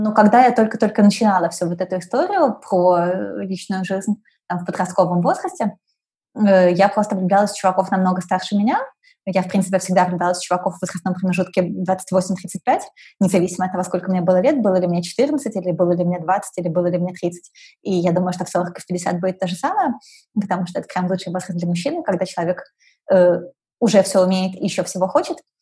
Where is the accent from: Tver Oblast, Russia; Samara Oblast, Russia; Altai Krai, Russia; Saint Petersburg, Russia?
Saint Petersburg, Russia; also born or lived in Moscow; Я выросла вот в Питере